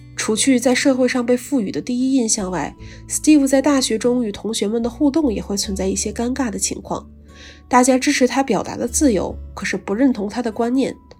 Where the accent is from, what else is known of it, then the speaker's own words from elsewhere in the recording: China; moved away as an adult; now in Hong Kong; 自己内地生的身份